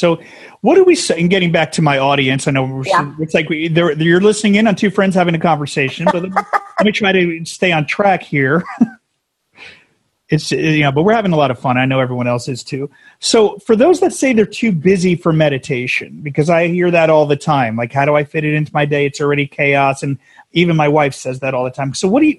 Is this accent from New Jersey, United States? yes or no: yes; New Jersey, United States; we were New Jersey, and we're transplants out here.